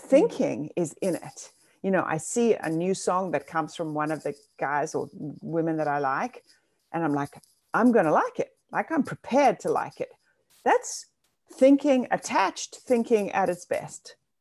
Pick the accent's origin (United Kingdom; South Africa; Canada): South Africa; now in New York City, United States; I grew up in South Africa, and that was apartheid South Africa